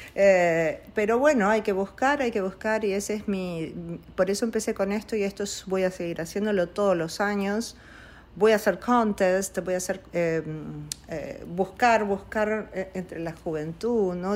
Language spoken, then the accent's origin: Spanish; Argentina; also born or lived in Italy; Nosotros somos una familia Argentina que, siempre amó el arte, la música